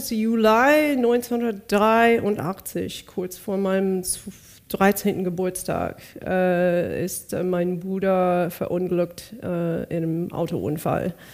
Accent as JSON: {"language": "German", "town": "Bakersfield", "region": "California", "country": "United States", "tie": "born there", "said": "Bakersfield, California."}